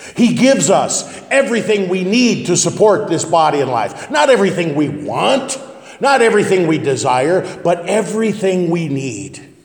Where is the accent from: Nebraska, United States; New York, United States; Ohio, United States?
Nebraska, United States; West Point; moved away; We always considered Columbus to be western Nebraska growing up in West Point